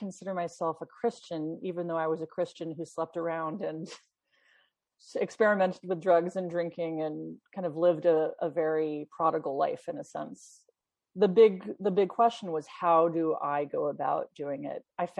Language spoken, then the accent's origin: English; London, United Kingdom; born there; Yeah, well, I was born in London, actually, and my mother was from Sweden and my father was a New Yorker.